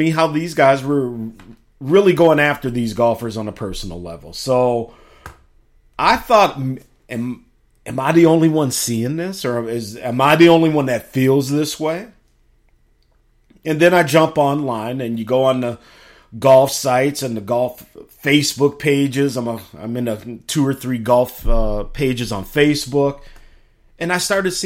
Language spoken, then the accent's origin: English; Chicago, Illinois, United States; now in Minnesota, United States; Chicago, my hometown